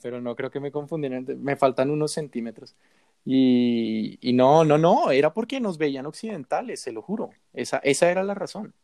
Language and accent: Spanish; Bogotá, Colombia; nos encontramos con otra bogotana que estaba feliz de escuchar nuestro acento